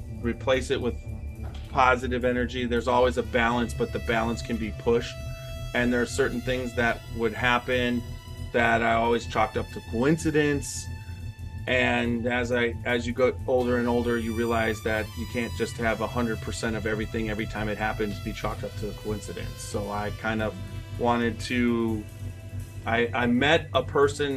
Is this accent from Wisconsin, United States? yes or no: yes; Milwaukee, Wisconsin, United States; moved away as an adult; now in Ohio, United States; I was born in Milwaukee